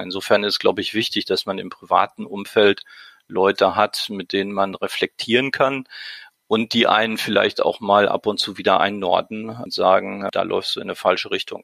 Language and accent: German; Dortmund, North Rhine-Westphalia, Germany; Ich bin Kind des Ruhrgebiets, äh, in Dortmund geboren und äh, ich wohne auch immer noch auf der Grenze zu Dortmund